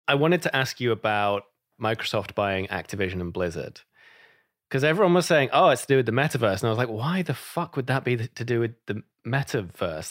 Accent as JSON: {"language": "English", "country": "United Kingdom", "moved": "yes", "said": "I'm British"}